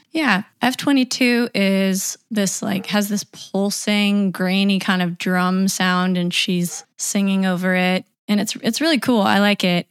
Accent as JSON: {"language": "English", "town": "Knoxville", "region": "Tennessee", "country": "United States", "tie": "born or raised there", "said": "my hometown of Knoxville, Tennessee"}